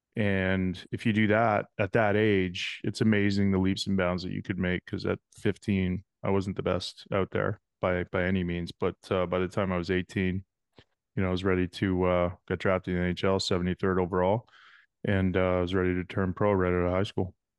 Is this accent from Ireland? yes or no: no; King City, Ontario, Canada; I grew up in a small town called King City, Ontario